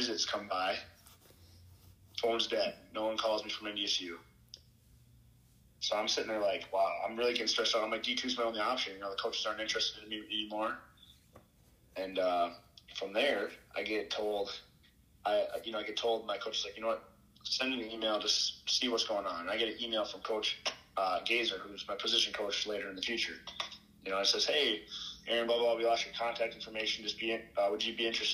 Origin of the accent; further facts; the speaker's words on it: Alexandria, Minnesota, United States; Alexandria, Minnesota